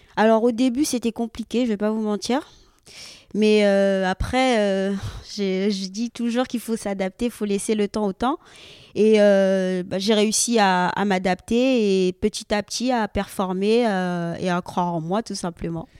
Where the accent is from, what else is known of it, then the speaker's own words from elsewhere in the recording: French Guiana; moved away; also born or lived in Rennes; j'ai découvert le judo comme ça, donc dans mon club en Guyane parce que j'ai grandi en Guyane.